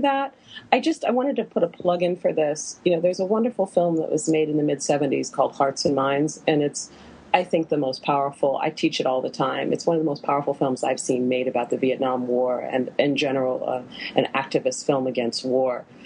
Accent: Western Pennsylvania, United States; I'm from Western Pennsylvania

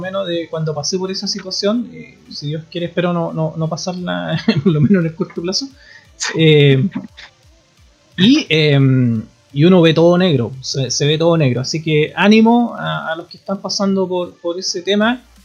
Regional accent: Puerto Montt, Los Lagos, Chile; moved away; Yo nací en Puerto Montt

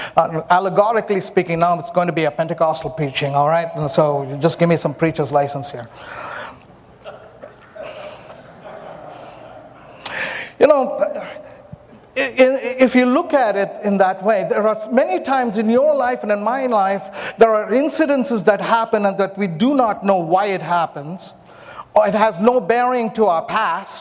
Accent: India; also born or lived in Myanmar; I'm an Indian, I'm very soulish, and I don't apologize, I'm an Indian

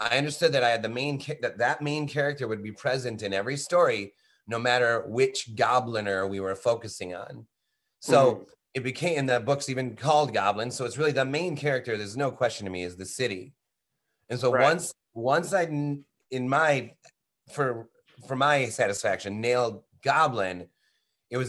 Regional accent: Midwest, Michigan, United States

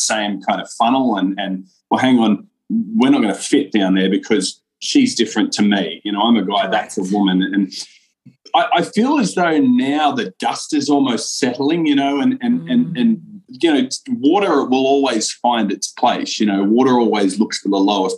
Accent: Australia; Me being Australian

